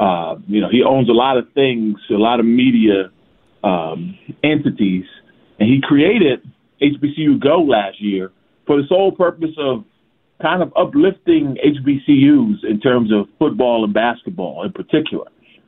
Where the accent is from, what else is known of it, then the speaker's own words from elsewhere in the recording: Philadelphia, Pennsylvania, United States; As a Philadelphian myself